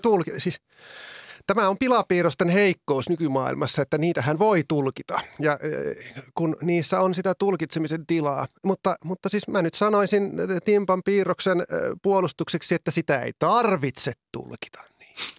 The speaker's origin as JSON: {"language": "Finnish", "area": "Oulu area", "region": "North Ostrobothnia", "country": "Finland", "tie": "born or raised there", "said": "minun kotiseudullani niin Oulun alueella"}